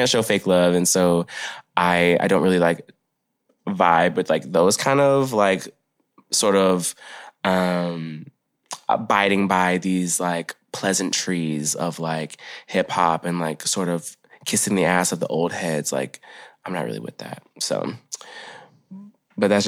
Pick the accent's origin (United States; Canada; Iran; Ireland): United States; Arkansas; moved away as an adult; now in Portland, United States; I was born in Arkansas and I moved here when I was 18 to Portland.